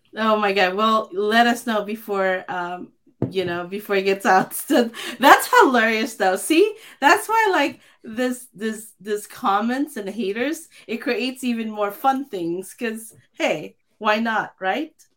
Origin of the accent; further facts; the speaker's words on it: Philippines; I grew up in the Philippines